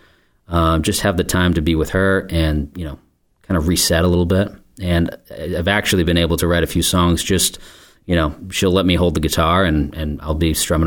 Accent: Scituate, Massachusetts, United States; also born or lived in Portland, Maine; now in Marshfield, United States; I grew up in Scituate, and I live here in Marshfield

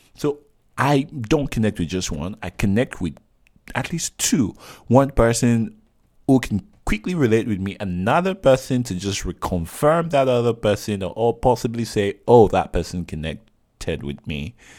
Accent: Nigeria; I'm Nigerian

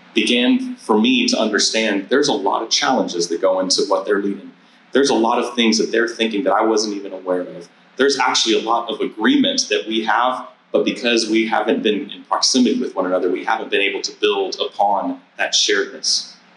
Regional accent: San Antonio, Texas, United States; moved away as an adult; I grew up in San Antonio, Texas, in a, in a church community that I was part of from the time that I was born to the time that I was 18 years old and left uh, for college

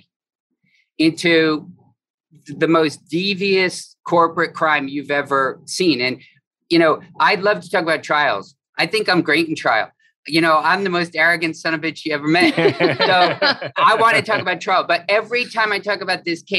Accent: Fort Lauderdale, Florida, United States; I'm from Fort Lauderdale

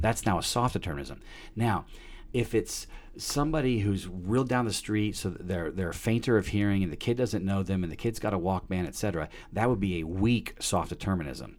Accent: Peoria, Illinois, United States; I was born in Peoria, Illinois, December seventh, nineteen seventy-two

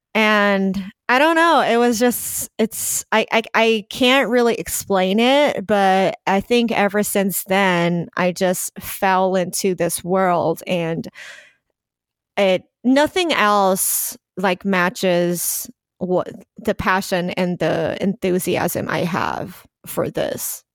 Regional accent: Taiwan; English is a second language; also born or lived in New Zealand; now in Los Angeles, United States

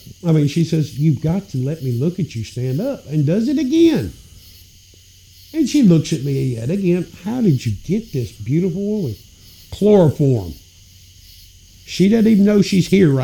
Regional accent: Memphis, Tennessee, United States; moved away; I grew up in Memphis.

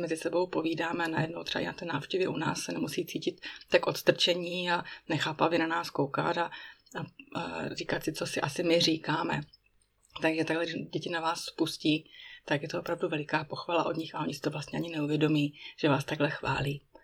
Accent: Czechia; first language Czech; moved away as an adult; now in Bern, Switzerland

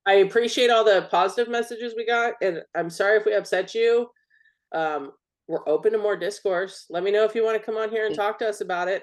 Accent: United States; I'm an American

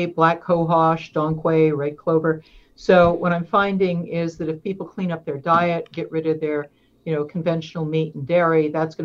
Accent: East Coast, United States; moved away as an adult; now in Oregon, United States; I'm from East Coast. I've been here 17 years now

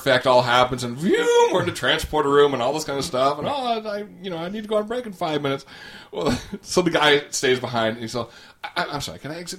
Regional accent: Australia; Oh, we're from Australia.

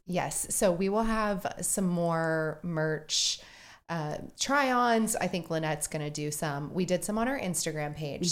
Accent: Texas, United States; We are from Texas

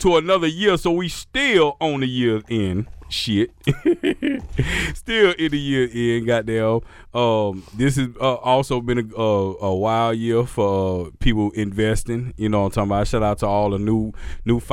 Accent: the South, United States; growing up in the South

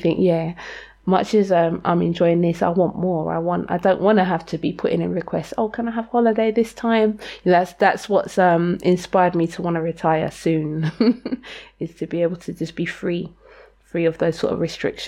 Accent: London, United Kingdom; I grew up in Lewisham, which was always like a very working class to poor

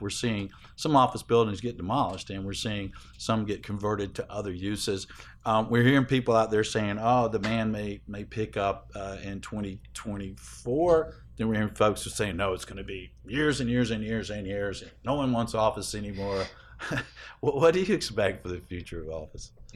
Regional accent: Atlanta, Georgia, United States; it's in Atlanta, my hometown

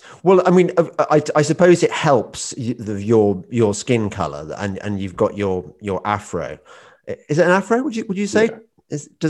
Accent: England, United Kingdom; That's because I'm from the Midlands too, so I understand

